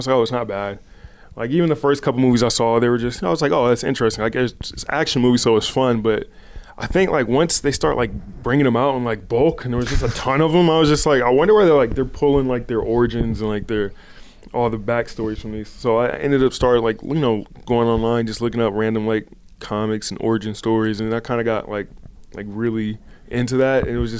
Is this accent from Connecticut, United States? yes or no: no; California, United States; growing up in Southern California, like Kobe is my Jordan.